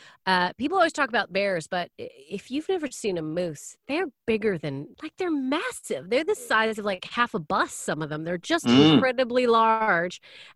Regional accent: Canada; now in United Kingdom; I'm from Canada, by the way, listeners.

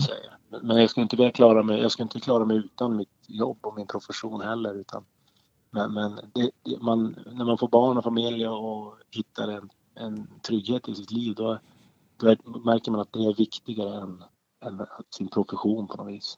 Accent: Boden, Norrbotten County, Sweden; now in Skellefteå, Sweden; min uppväxt uppe i Boden och inbyn där jag kommer ifrån

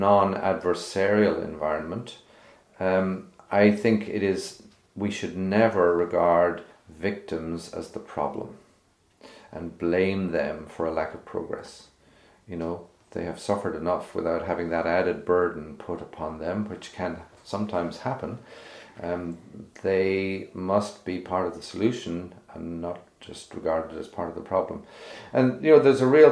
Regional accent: Cork, Munster, Ireland; now in Northern Ireland; I grew up in Cork

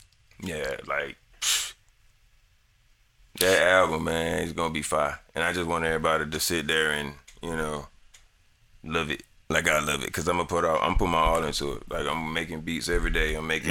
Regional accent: Atlanta, Georgia, United States; I'm from Atlanta, but mm-hmm. I lived in the country, too.

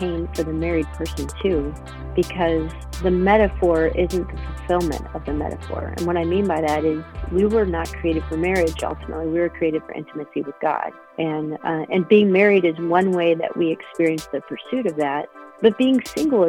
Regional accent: Akron, Ohio, United States; moved away as an adult; I was born and raised in Akron, Ohio, and have moved around the country at different times in my life, but I'm back in Akron.

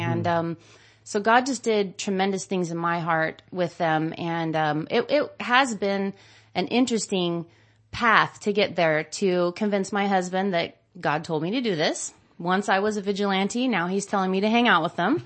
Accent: Modesto, California, United States; I grew up, born and raised in Modesto and, um, actually out in the country

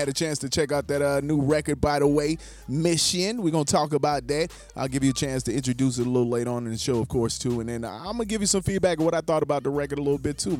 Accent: Charleston, South Carolina, United States; I'm from Charleston, South Carolina originally

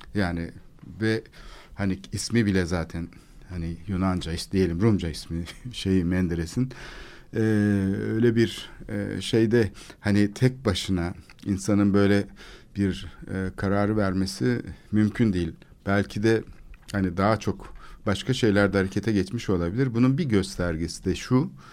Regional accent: Istanbul, Turkey; benim çocukluğum Kalamış'ta geçti.

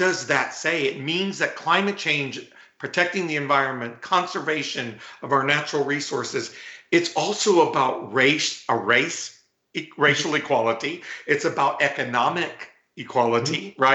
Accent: South Texas, United States; I grew up in Texas, and a lot of people look at that chubby, bald, gay Latino from South Texas

